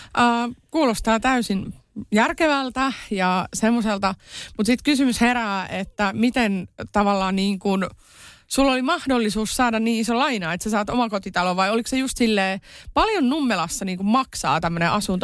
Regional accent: Iisalmi, North Savo, Finland; moved away; mä oon Iisalmesta kotoisin

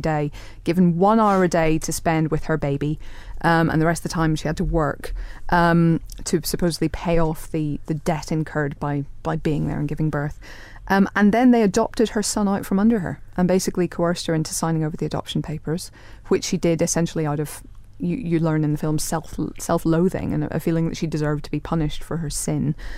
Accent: Ireland; I'm Irish

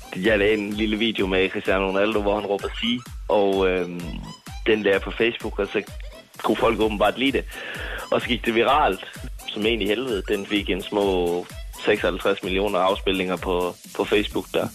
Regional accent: Jutland, Denmark; jeg er meget jyde

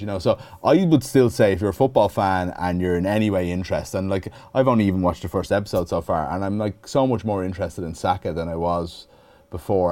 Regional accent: Dublin, Leinster, Ireland; also born or lived in Clare; where I grew up in Dublin

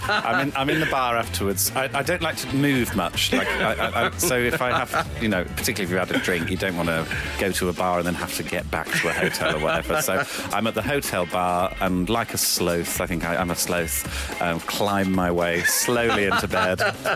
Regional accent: Birmingham, West Midlands, United Kingdom; the Symphony Hall in Birmingham, which I've never played before. It's my hometown

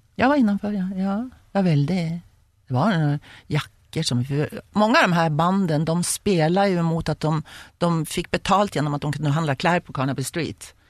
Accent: Sweden; hjemme i Sverige

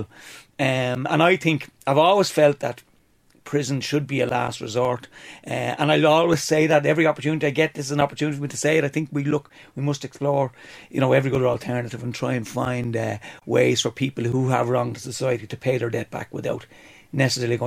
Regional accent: Dublin, Leinster, Ireland; I'm from Dublin.

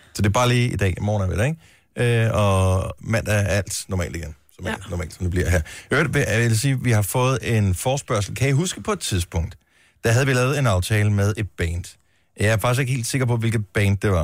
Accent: Denmark; moved away; min barndomsby, Bones

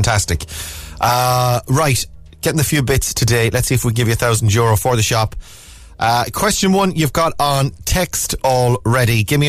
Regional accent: Connacht, Ireland; and this is my own, like, you know, biased, obviously, because I'm from Mayo, yeah.

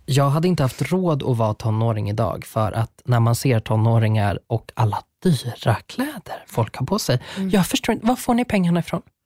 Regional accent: Sweden; Jag är uppvuxen på landet

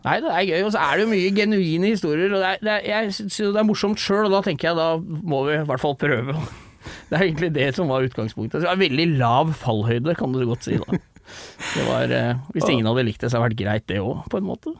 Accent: Rælingen, Akershus, Norway; jeg er eh, fra Rælingen, holdt jeg på å si, ute ved Lillestrøm

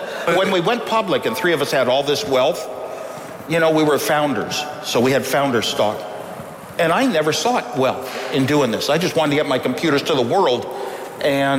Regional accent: United States; I'm an American. I'm an American. I grew up an American

